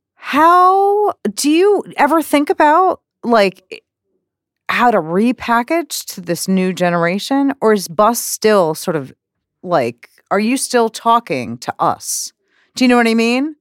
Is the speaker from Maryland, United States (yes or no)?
no; New York, United States; growing up in New York